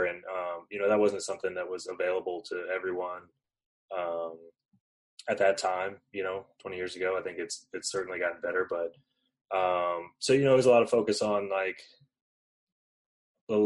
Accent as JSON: {"language": "English", "town": "Mobile", "region": "Alabama", "country": "United States", "tie": "born or raised there", "moved": "yes", "said": "I'm from Alabama, Mobile, Alabama, originally. Played at McGill Toulon High School in Mobile"}